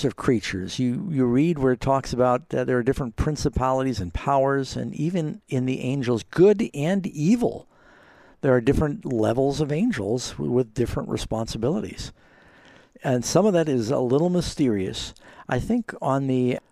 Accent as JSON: {"language": "English", "town": "New York City", "region": "New York", "country": "United States", "tie": "born or raised there", "said": "I grew up in New York City and my mom was Jewish"}